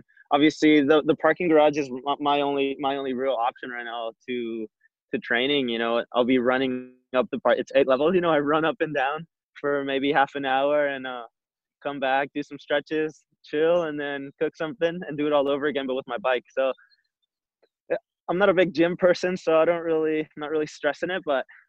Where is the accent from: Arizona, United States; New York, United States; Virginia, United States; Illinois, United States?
Arizona, United States; moved away as an adult; now in San Diego, United States; I grew up in Arizona